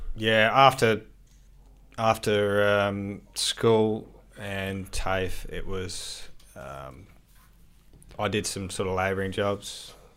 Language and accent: English; Adelaide, South Australia, Australia; I grew up in Adelaide